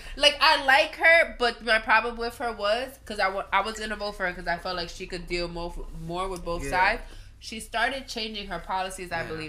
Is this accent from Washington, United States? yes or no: no; New York City, New York, United States; I'm a kid from the Bronx.